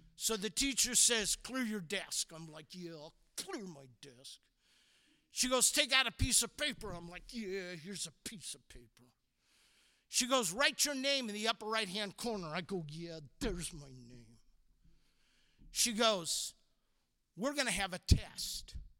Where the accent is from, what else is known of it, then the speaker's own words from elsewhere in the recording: Walnut Creek, California, United States; also born or lived in San Francisco, California; I'm born in San Francisco, raised in Walnut Creek, California